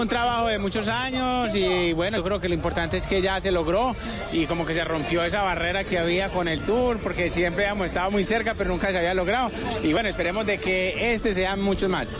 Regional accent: Colombia; como colombiano

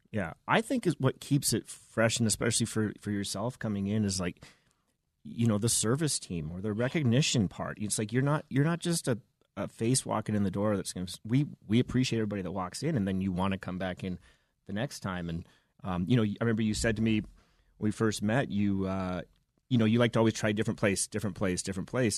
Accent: Vancouver, British Columbia, Canada; moved away as an adult; now in Denver, United States; I'm from the Pacific Northwest

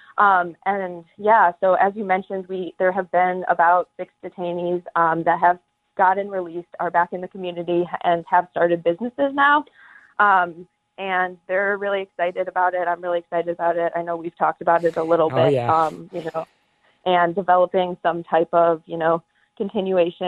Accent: Evanston, Illinois, United States; So I am from Evanston, Illinois. I went to Evanston Township High School. So growing up in Evanston

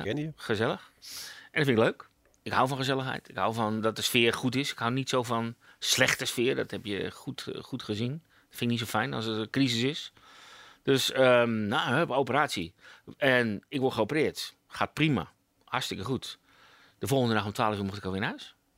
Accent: Amsterdam, North Holland, Netherlands; Ik kom uit Amsterdam. Dus hard eh, op de tong

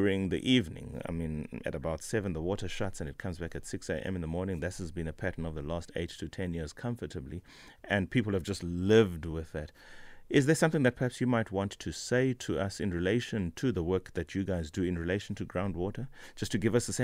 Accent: South Africa; as a South African

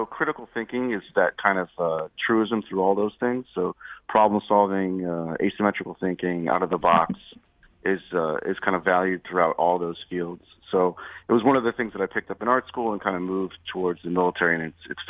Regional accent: Guilford, Connecticut, United States; I'm a Connecticut native. I grew up in Guilford on the shoreline, so my summers were spent, you know, on the beach or sailing, in the woods, hiking, something like that.

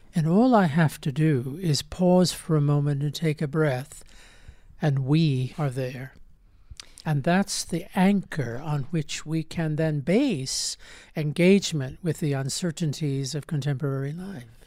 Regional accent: United States; I grew up in America in the nineteen fifties and nineteen sixties

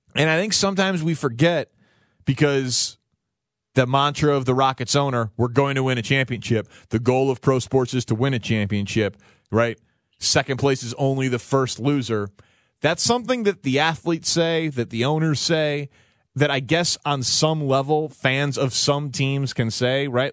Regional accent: Chicago, Illinois, United States; I'm a Bulls fan as a child growing up in Chicago in the nineties

